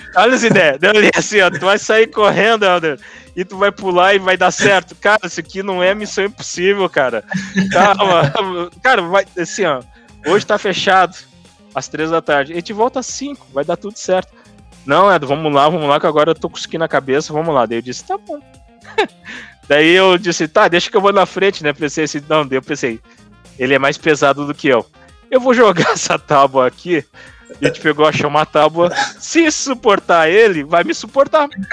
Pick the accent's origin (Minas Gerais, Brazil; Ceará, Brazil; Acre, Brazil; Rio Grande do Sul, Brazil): Rio Grande do Sul, Brazil; eu sou do Rio Grande do Sul